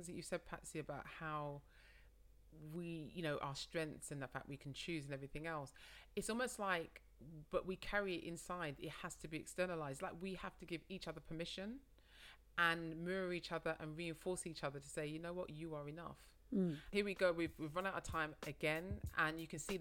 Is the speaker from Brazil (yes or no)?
no; London, United Kingdom; I said I was from London